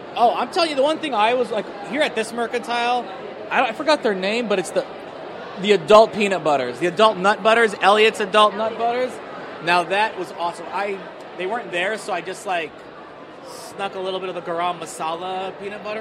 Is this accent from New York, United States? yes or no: no; Iowa, United States; now in Washington, DC, United States; I'm a Muslim from Iowa